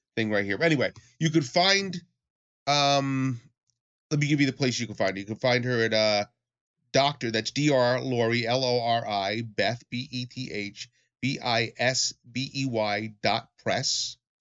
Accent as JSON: {"language": "English", "region": "New York area", "country": "United States", "said": "I come from the New York area, so I've been in clubs in New York"}